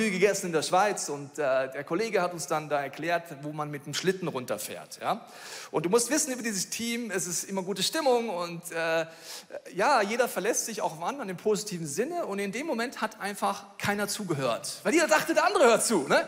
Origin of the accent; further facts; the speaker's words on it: Bavaria, Germany; So, ich komme aus Bayern, ich muss dir sagen, ich dachte, das ist ein Witz.